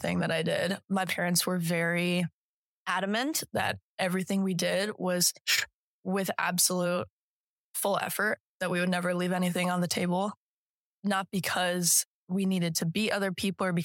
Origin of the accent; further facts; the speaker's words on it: Colorado, United States; moved away as an adult; also born or lived in Iowa / San Diego; now in Alabama, United States; came back to Colorado, where my mom is now practicing. My dad is a teacher, and I have been in Colorado since I was in first